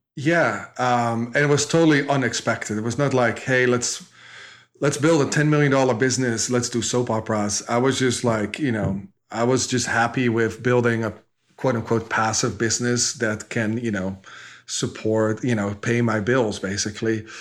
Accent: Netherlands; moved away as an adult; now in United States; I grew up in Holland, um, dropped out of school when I was fifteen-ish.

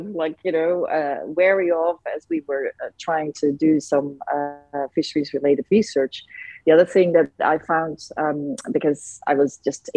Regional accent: Netherlands; moved away as an adult; also born or lived in Indonesia; I come from the Netherlands, and my grandparents and parents came from dairy farms

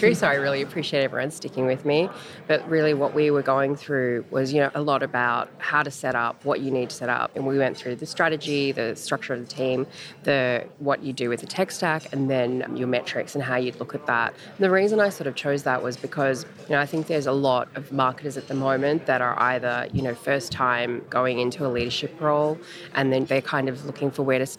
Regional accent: Australia; accent: Australian; now in Los Angeles, United States; the accent. No, I don't just speak funny. I'm Australian.

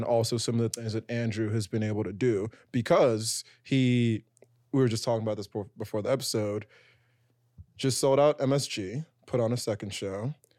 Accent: Nigeria; now in New York City, United States; So I'm Nigerian.

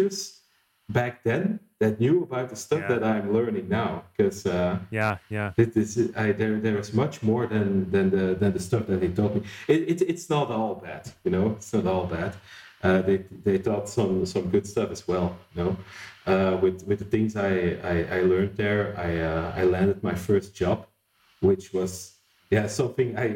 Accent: Flanders, Belgium; also born or lived in Antwerp; I did my secondary education in my hometown, which is a small town in the northern part of Belgium

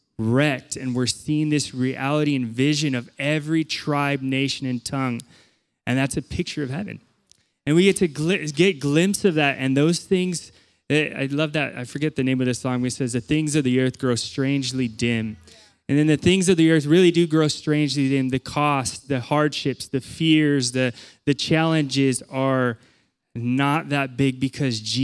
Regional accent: Chula Vista, California, United States; moved away as an adult; I grew up in Chula Vista, and I was really close with my family, and it was really difficult to leave

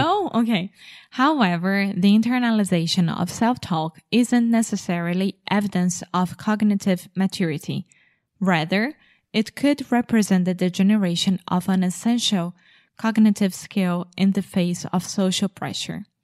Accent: England, United Kingdom; I'm English

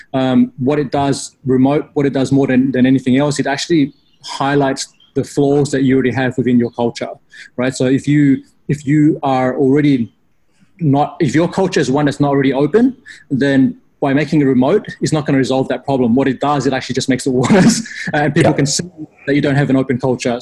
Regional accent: Australia; I grew up in Australia

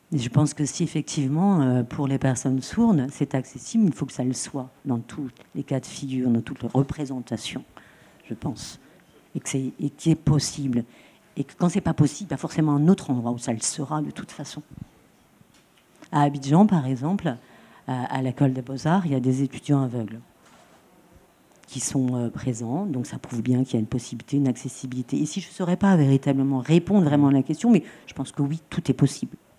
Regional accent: Troyes, Grand Est, France; now in Marseille, France; je viens de Troyes, à côté de Troyes. Ça, véritablement, c'est mon origine.

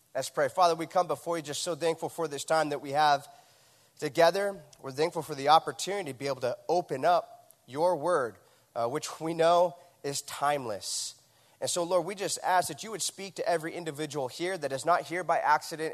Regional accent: Huntington Beach, California, United States; my hometown, Huntington Beach, California

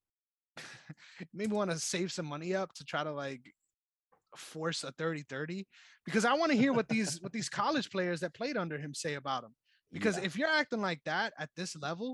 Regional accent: New York City, New York, United States; I'm from the Bronx

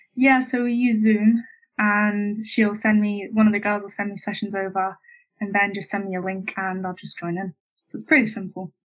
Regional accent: Bournemouth, South West England, United Kingdom; I grew up in Bournemouth, or just down the coast from there

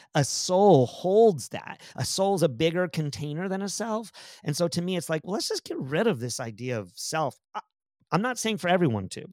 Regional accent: San Antonio, Texas, United States; also born or lived in Pennsylvania; we moved from Pennsylvania to Aus-, to Te-, to San Antonio, Texas

